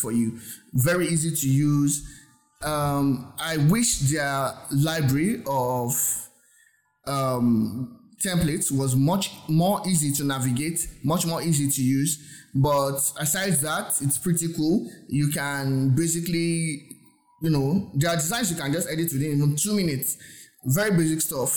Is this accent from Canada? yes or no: no; Nigeria; I'm from Nigeria. My accent might not be as great as yours or might not sound as yours